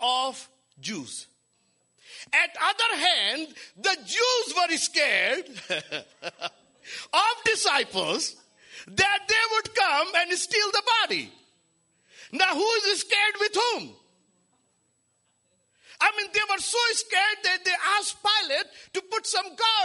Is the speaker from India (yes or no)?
yes; India; now in Los Angeles, United States; I was born and raised in India among the Hindus